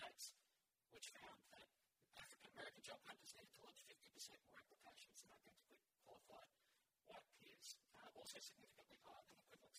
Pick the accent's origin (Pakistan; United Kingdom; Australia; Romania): Australia; regional Queensland; The house that I grew up in regional Queensland